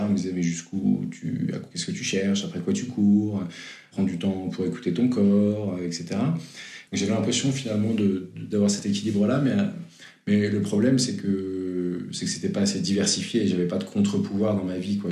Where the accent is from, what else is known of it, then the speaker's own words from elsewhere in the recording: Versailles, Île-de-France, France; also born or lived in Lille; enfance très classique et studieuse, en région ouest parisien, Versailles